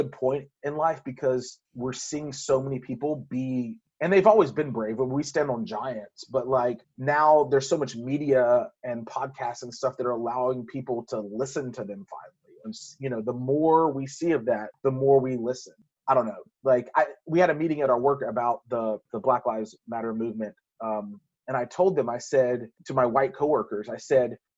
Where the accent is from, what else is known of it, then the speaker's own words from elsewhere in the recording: Louisiana, United States; accent: southern drawl; moved away; growing up in Louisiana